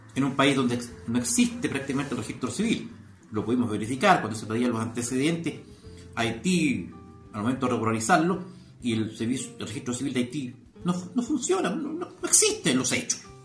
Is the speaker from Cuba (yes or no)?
no; Chile; en mi patria, en mi país